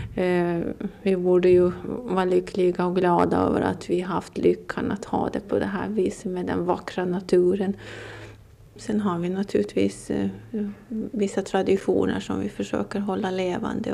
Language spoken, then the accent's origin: Swedish; Åland Islands; om man frågar mig varifrån jag kommer så säger jag att jag kommer från Åland